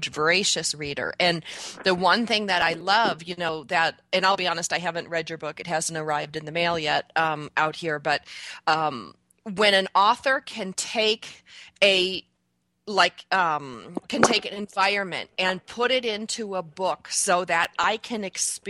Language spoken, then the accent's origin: English; Canandaigua, New York, United States; moved away; my hometown of Canandaigua